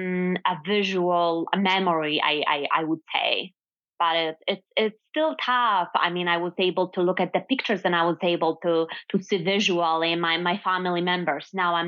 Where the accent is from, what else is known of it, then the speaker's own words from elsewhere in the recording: western Poland, Poland; English is a second language; moved away as an adult; also born or lived in Louisiana / Laski, Poland; now in New York, United States; I was born in Poland, in the western part of Poland.